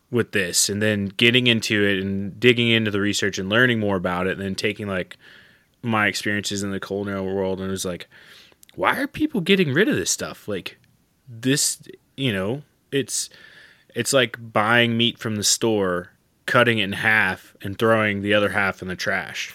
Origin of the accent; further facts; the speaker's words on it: southeastern Oklahoma, United States; moved away; I'm from Oklahoma, southeastern Oklahoma originally